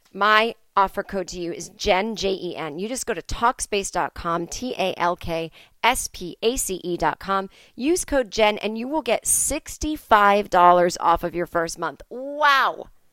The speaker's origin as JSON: {"language": "English", "town": "Boston", "region": "Massachusetts", "country": "United States", "tie": "born or raised there", "said": "I am in my hometown"}